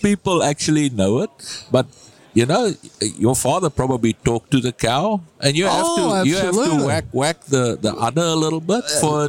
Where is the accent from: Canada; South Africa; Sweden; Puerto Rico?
South Africa; I'm from South Africa.